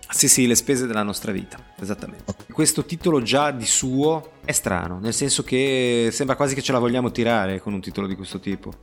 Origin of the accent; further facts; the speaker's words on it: Genoa, Liguria, Italy; da genovese doc